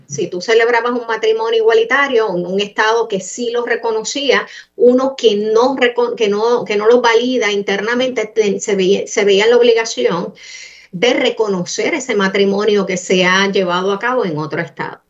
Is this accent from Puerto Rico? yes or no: yes; Puerto Rico; todos somos puertorriqueños